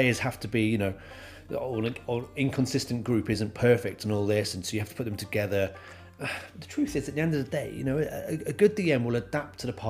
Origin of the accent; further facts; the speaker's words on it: near Brighton, South East England, United Kingdom; now in Wales, United Kingdom; I live in Wales, but I was born in England, South England, right next to Brighton.